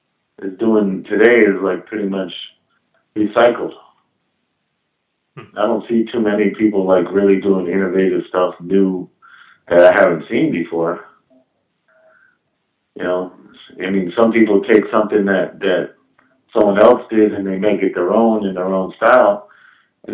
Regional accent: New York, United States; moved away; when I was a kid growing up in New York

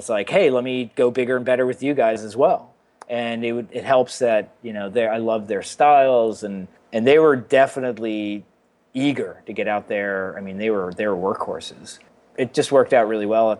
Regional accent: Westchester, New York, United States; I was from Westchester, which borders Connecticut

